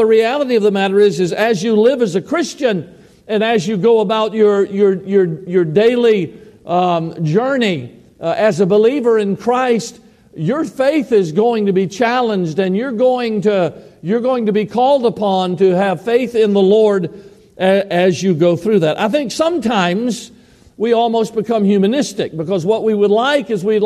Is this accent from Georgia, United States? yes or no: yes; Georgia, United States; moved away as an adult; now in Idaho, United States; many years there in my home state of Georgia. I had ministered for 30 years there.